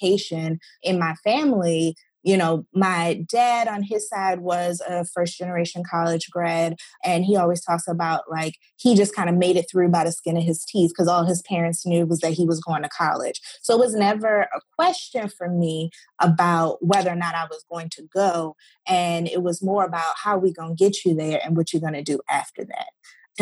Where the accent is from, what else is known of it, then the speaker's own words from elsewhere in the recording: Baltimore, Maryland, United States; I'm originally from Baltimore, Maryland, and my elementary school was a small Black private school